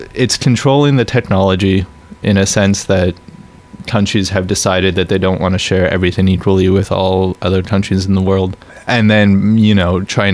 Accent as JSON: {"language": "English", "country": "Canada", "said": "I'm Canadian"}